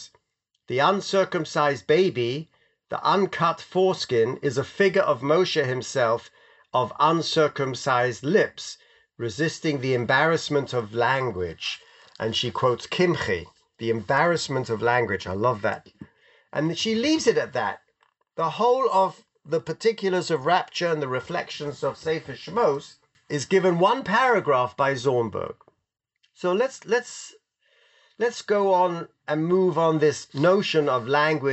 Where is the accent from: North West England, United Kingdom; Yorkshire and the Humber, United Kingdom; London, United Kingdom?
London, United Kingdom; my mother never let me wear my yarmulke on the streets of London